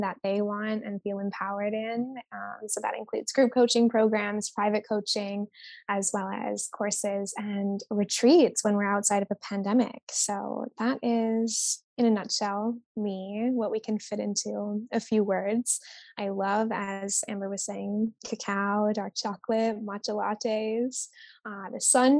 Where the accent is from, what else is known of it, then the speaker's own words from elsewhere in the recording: Vancouver Island, British Columbia, Canada; moved away as an adult; now in Bali, Indonesia; I am Canadian at heart. I grew up on Vancouver Island.